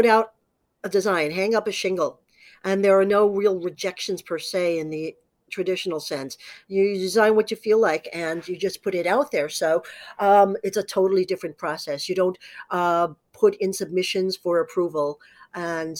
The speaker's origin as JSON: {"language": "English", "town": "New York City", "region": "New York", "country": "United States", "tie": "born or raised there", "said": "I grew up in New York City's garment industry"}